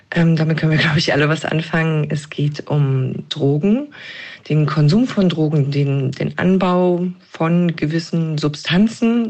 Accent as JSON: {"language": "German", "region": "Thuringia", "country": "Germany", "said": "ich komme selber aus Thüringen"}